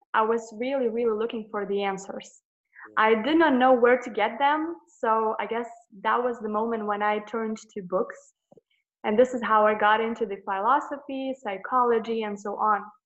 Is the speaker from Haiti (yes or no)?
no; Lithuania; I'm from Lithuania, a little country